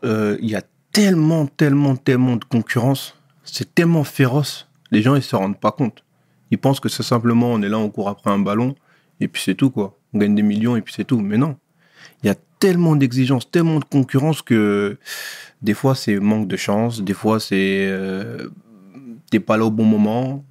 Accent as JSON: {"language": "French", "town": "Pierrefitte-sur-Seine", "region": "Île-de-France", "country": "France", "tie": "born or raised there", "also_born_or_lived": "Sarcelles", "said": "je suis né à Sarcelles, mais euh, j'ai grandi à Pierrefitte"}